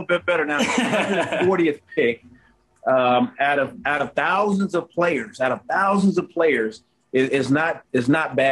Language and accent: English; Arizona, United States; moved away as an adult; also born or lived in St. Louis / Charlotte; now in Charlotte area, United States; I'm from Arizona. We had talked about moving back to Arizona at another point